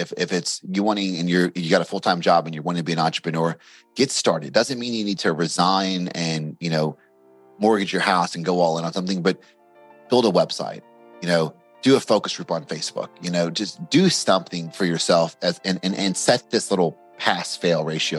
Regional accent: Bardstown, Kentucky, United States; Bardstown, Kentucky, which is like the bourbon capital of the world. So Maker's Mark, Jim Beam, all that is, in my hometown. So, you know, grew up there, you know, mostly a normal upbringing.

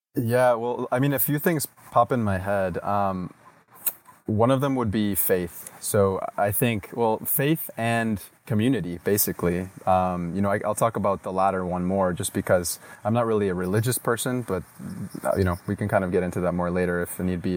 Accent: United States; moved away; also born or lived in Latin America; growing up in the States

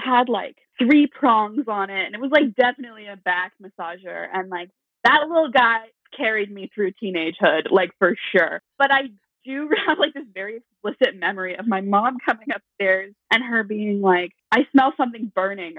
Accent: Eastern Washington, United States; I grew up in Eastern Washington

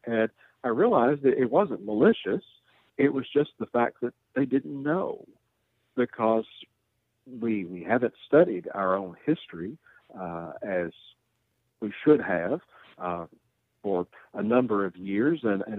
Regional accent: Glasgow, Kentucky, United States; From here in my hometown of Glasgow

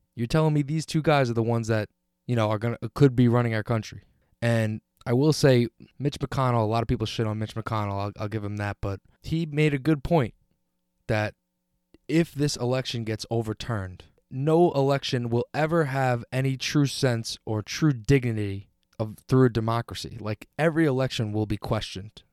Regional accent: United States; being an American

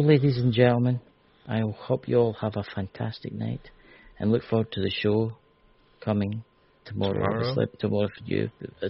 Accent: Scotland, United Kingdom; I'm Scottish.

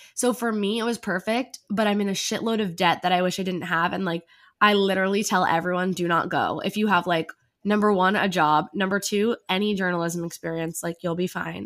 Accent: New Jersey, United States; now in New York City, United States; I'm originally from New Jersey, but I live in New York City now

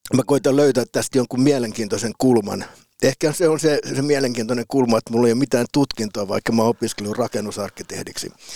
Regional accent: Piikkiö, Southwest Finland, Finland; moved away as an adult; also born or lived in Turku / Helsinki; mä oon syntynyt Turussa

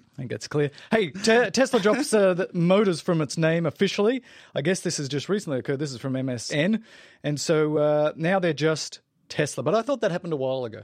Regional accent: South Africa; accent: South African; my South African accent

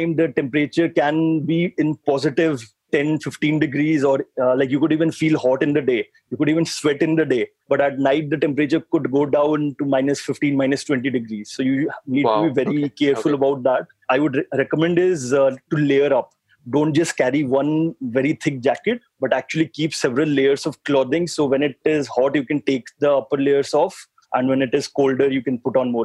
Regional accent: Odisha, India; moved away; I'm from Odisha.

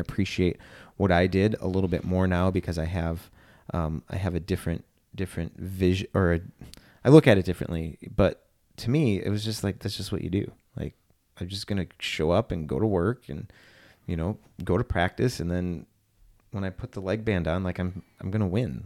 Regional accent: Wisconsin, United States; I grew up here in Wisconsin

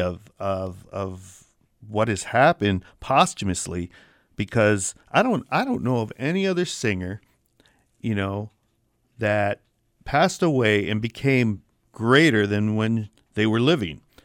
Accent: Michigan, United States; accent: Michigan accent; we are from Michigan and we have that Michigan accent

